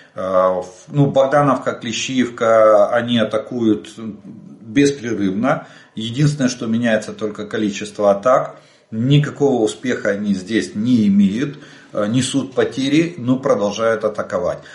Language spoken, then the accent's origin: Russian; Ukraine; мы из Украины